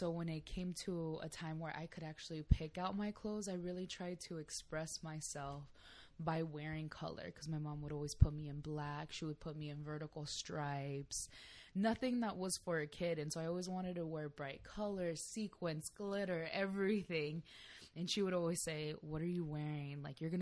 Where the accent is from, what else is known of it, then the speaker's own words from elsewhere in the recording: San Diego, California, United States; I'm born and raised in San Diego, California